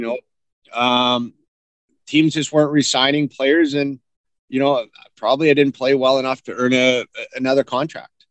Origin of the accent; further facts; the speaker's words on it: Sault Ste. Marie, Ontario, Canada; also born or lived in London, Ontario; I grew up in, actually, Sault Ste. Marie. I was born in London, but raised in the Sioux